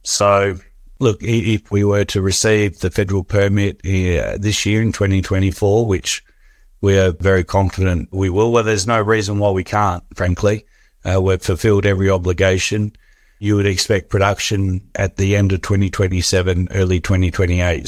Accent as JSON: {"language": "English", "country": "Australia", "tie": "born or raised there", "said": "growing up in Australia"}